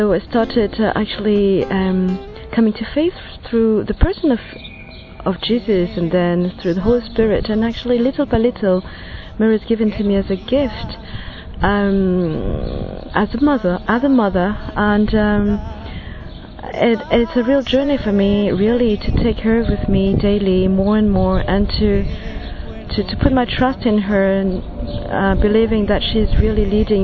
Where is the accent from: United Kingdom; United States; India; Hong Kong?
Hong Kong; I'm from Hong Kong